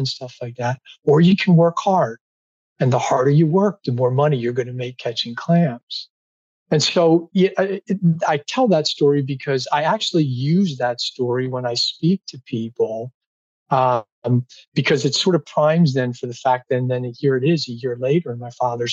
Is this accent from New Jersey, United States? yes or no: yes; near Atlantic City, New Jersey, United States; where I grew up in South Jersey by Atlantic City